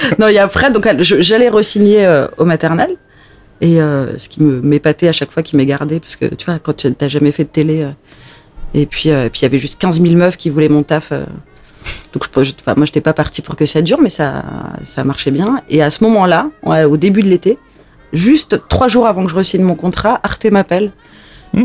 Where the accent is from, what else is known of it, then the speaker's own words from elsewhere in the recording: Alsace, Grand Est, France; j'ai grandi en Alsace